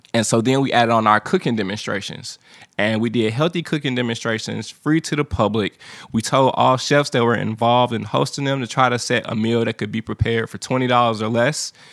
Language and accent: English; St. Louis, Missouri, United States; now in Nashville, United States; I'm from Saint Louis, Missouri